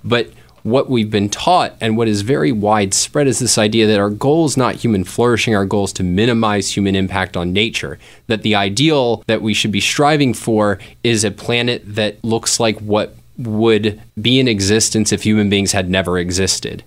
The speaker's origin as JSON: {"language": "English", "area": "Fairfax County", "region": "Virginia", "country": "United States", "tie": "born or raised there", "moved": "yes", "lives_now": "Greater Philadelphia, United States", "said": "I grew up in Fairfax County, which is a suburb of Washington, D C"}